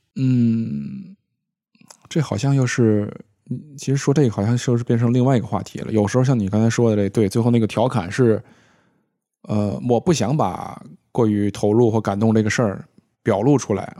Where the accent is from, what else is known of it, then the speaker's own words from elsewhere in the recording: Tianjin, China; now in Beijing, China; 我们天津那边管， 管这东西叫籽儿